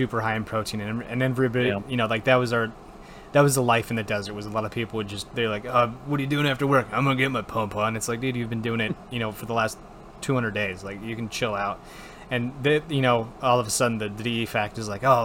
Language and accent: English; Wisconsin, United States; moved away; I was from Wisconsin